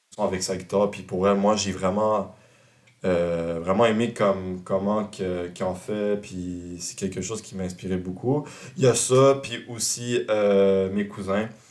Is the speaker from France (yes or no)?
no; Montreal, Quebec, Canada; je viens du sud-ouest de Montréal